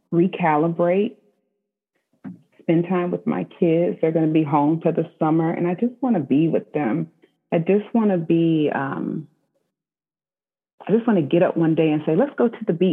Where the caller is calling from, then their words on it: Spotsylvania, Virginia, United States; So I am checking in from Spotsylvania, Virginia, and where I'm at home in my home office.